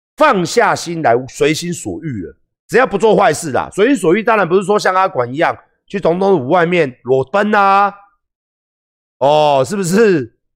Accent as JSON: {"language": "Chinese", "country": "Taiwan", "said": "我们台湾人"}